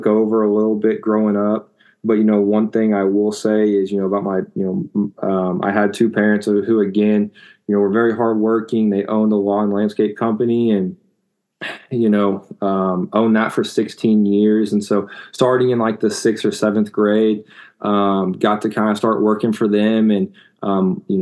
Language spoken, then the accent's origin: English; Enid, Oklahoma, United States; I grew up in Northwest Oklahoma, in a small town called Enid